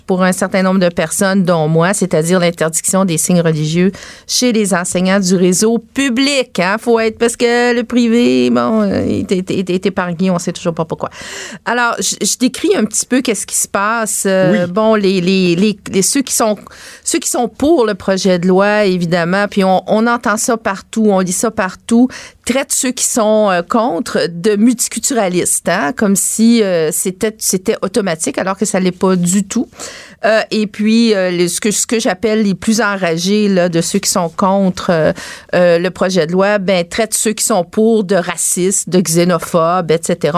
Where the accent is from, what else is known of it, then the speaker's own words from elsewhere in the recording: Quebec, Canada; je suis une vraie québécoise